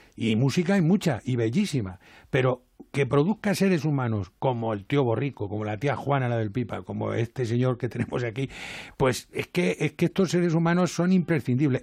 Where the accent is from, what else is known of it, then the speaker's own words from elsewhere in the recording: Spain; moved away as an adult; also born or lived in Jerez; now in Madrid, Spain; yo soy castellano